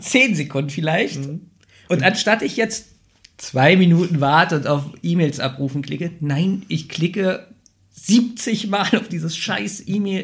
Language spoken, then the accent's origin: German; Berlin, Germany; Ich bin ja in Neukölln aufgewachsen und ich wohne ja jetzt am Rande Berlins.